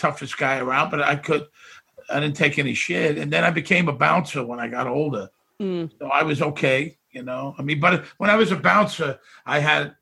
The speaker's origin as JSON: {"language": "English", "town": "New York City", "region": "New York", "country": "United States", "tie": "born or raised there", "also_born_or_lived": "Las Vegas / Hawaii", "moved": "as an adult", "said": "I grew up in Bensonhurst"}